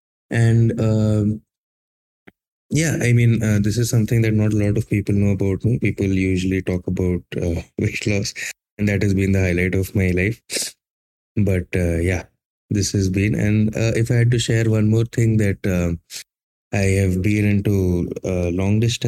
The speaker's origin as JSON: {"language": "English", "town": "Jamshedpur", "region": "Jharkhand", "country": "India", "said": "I am from Jamshedpur, Jharkhand"}